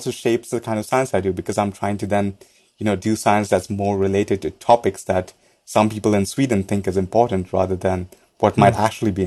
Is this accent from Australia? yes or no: no; India; I grew up in India